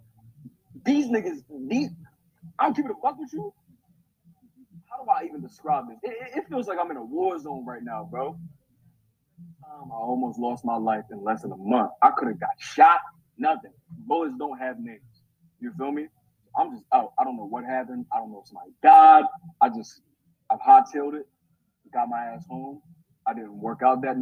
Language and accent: English; New York City, New York, United States; now in Philadelphia, United States; me, I'm from New York City, from Queens, New York